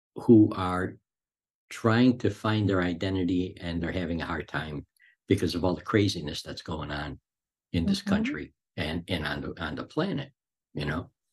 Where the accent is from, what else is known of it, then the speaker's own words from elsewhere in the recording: Chicago, Illinois, United States; also born or lived in Cicero, Illinois; I grew up in Chicago. I had a normal childhood